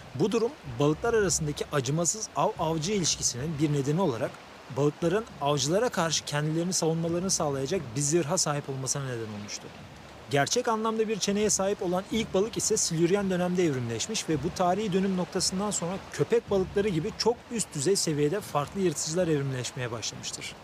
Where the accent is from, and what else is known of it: Turkey